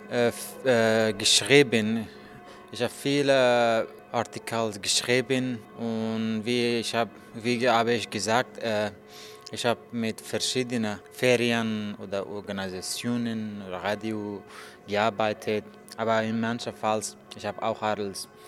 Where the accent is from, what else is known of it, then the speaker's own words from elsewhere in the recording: Afghanistan; German is a second language; moved away as an adult; now in Berlin, Germany; ich komme aus Afghanistan. Äh, ich wohne hier in Berlin seit 23 Monaten. Äh, ich bin 35 Jahre alt.